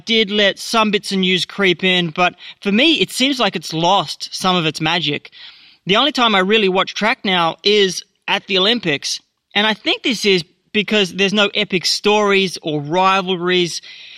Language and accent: English; Australia